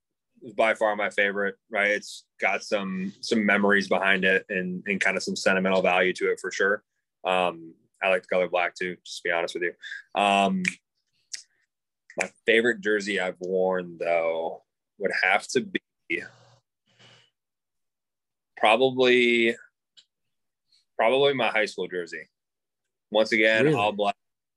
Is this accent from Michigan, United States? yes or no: yes; Michigan, United States; born and raised in Michigan.